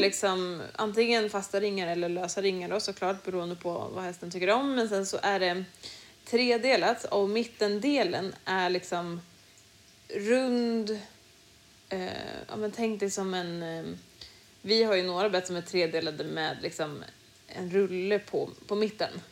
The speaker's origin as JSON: {"language": "Swedish", "country": "Sweden", "said": "hemma i Sverige"}